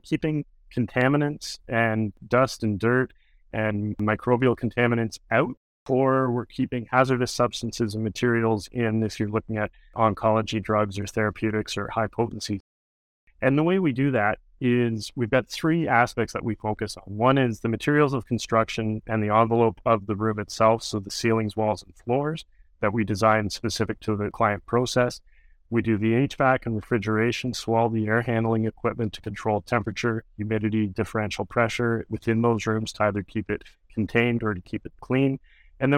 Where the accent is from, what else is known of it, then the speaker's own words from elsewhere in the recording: Barrie, Ontario, Canada; also born or lived in Ottawa / Kingston; I grew up in Barrie and have lived most of my life in the Barrie area.